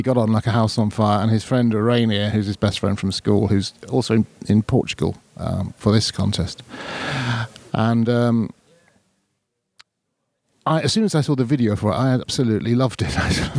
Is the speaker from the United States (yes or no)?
no; United Kingdom; I didn't want to admit to being British in Ireland.